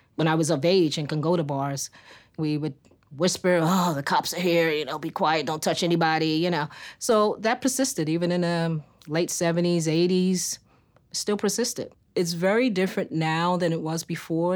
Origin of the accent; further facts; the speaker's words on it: New York City, New York, United States; I grew up in New York City, specifically Harlem, U S A, born and reared